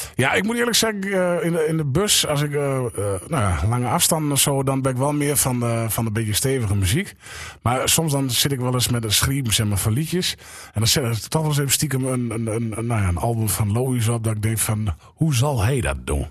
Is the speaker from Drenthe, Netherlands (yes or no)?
yes; Bargeres, Drenthe, Netherlands; accent: Drents; also born or lived in Smallingerland, Friesland / Donkerbroek / Oosterwolde; toen op mijn derde naar Bargeres.